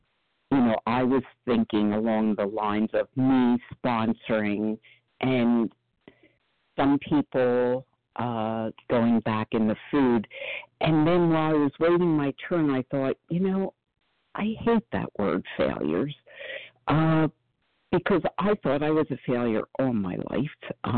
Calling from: Philadelphia, Pennsylvania, United States; from outside of Philadelphia, where I just looked out the window, and it's currently flaring for the first time.

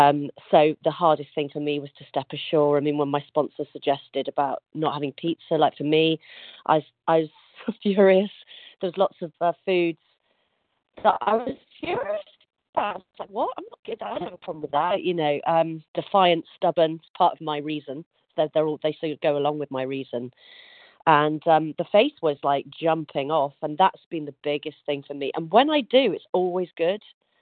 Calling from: Yorkshire and the Humber, United Kingdom; From North Yorkshire in the UK.

